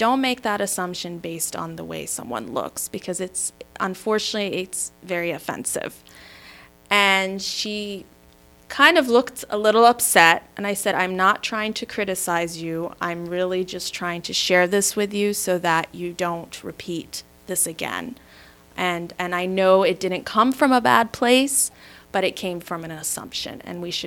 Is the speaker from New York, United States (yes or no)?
no; Maryland, United States; also born or lived in Michigan; I was born in Michigan, raised in Maryland